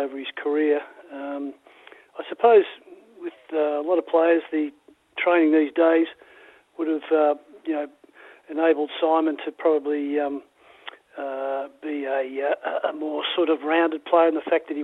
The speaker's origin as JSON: {"language": "English", "town": "Melbourne", "region": "Victoria", "country": "Australia", "tie": "born or raised there", "said": "When I was very young, I lived in North Melbourne, and then we moved to Essendon when I was about five, and built a house there."}